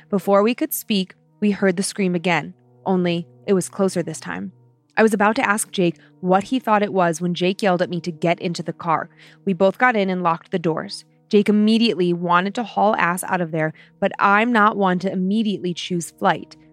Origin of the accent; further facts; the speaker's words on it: Vermont, United States; Hey Dan and Lynze … I'm from the I'm from the Green Mountains of Vermont.